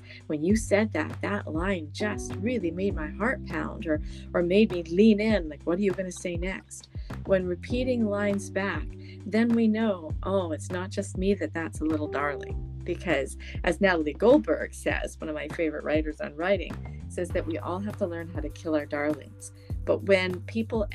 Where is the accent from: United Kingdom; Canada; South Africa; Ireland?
Canada; I'm from Canada